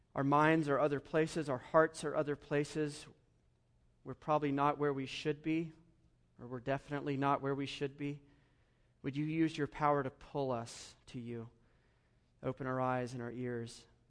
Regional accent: Georgia, United States; moved away as an adult; also born or lived in Philadelphia; now in El Paso, United States; where I grew up in Georgia, spent twenty-five years there before, uh, Philadelphia and then here

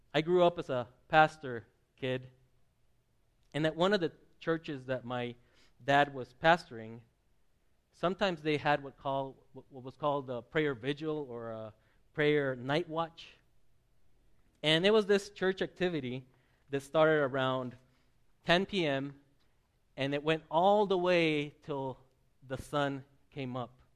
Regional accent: southern Mexico, Mexico; moved away; I grew up in the Presbyterian churches of southern Mexico

